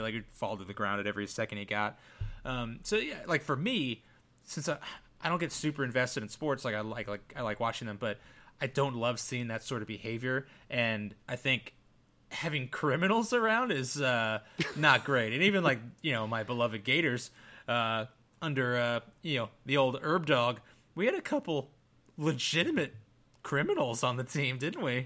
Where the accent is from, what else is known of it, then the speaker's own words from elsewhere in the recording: United States; I'm definitely American, white